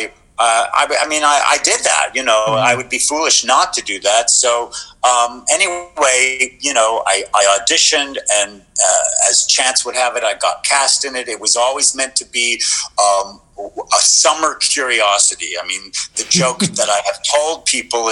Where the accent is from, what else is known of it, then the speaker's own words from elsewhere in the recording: Lubbock, Texas, United States; moved away; I grew up in Lubbock, Texas